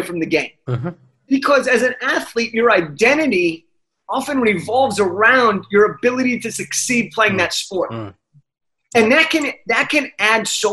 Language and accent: English; Los Angeles, California, United States; I'm from Los Angeles